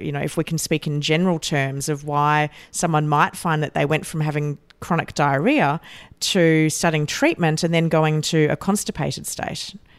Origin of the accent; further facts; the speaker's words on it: Australia; as an Aussie who's normally, uh, sitting in Australia